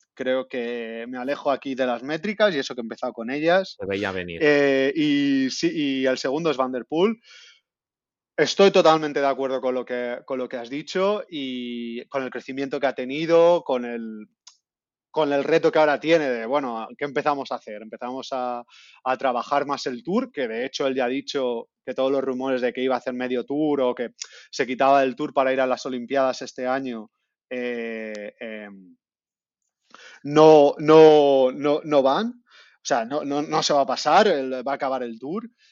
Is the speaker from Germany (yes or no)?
no; Alicante, Valencian Community, Spain; now in Amsterdam, Netherlands; mi tierra, Alicante